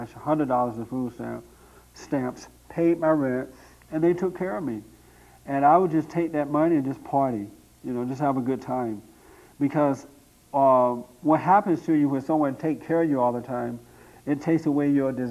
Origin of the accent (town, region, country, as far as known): Tuskegee, Alabama, United States; born or raised there; moved away as an adult; now in Los Angeles, United States